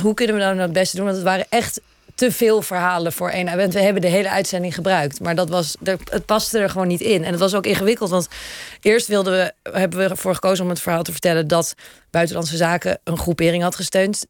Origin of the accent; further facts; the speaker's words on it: Netherlands; ik kom uit Nederland